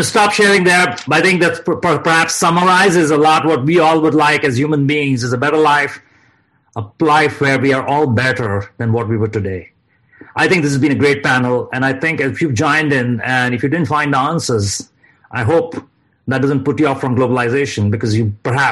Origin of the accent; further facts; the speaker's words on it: India; now in United States; I grew up in India and I grew up middle class.